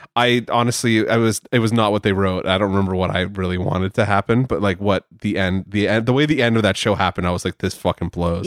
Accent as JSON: {"language": "English", "country": "Canada", "said": "I am Canadian"}